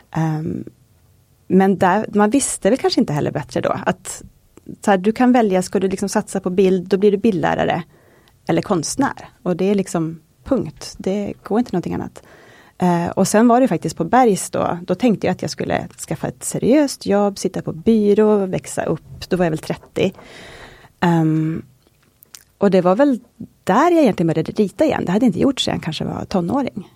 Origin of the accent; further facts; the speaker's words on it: Kåge, Västerbotten County, Sweden; moved away; jag kommer från en liten by som heter Kåge utanför Skellefteå, en mil norr om Skellefteå